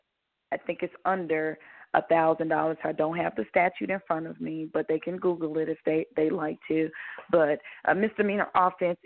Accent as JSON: {"language": "English", "area": "the Delta", "region": "Mississippi", "country": "United States", "tie": "born or raised there", "said": "I'm a country girl. I was raised in the Delta"}